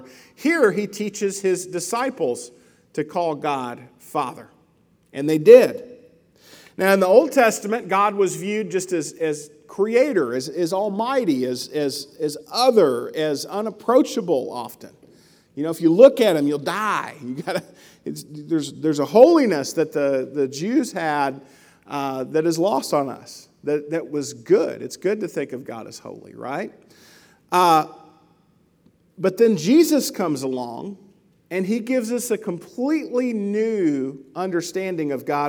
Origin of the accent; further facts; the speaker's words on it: Mabelville, Arkansas, United States; I grew up in Arkansas, just outside of Little Rock, in a little town called Mabelville, kind of out in the country, and I ran around with the neighborhood kids.